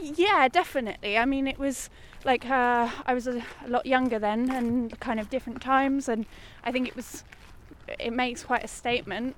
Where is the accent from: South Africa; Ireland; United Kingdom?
United Kingdom; moved away; I'm British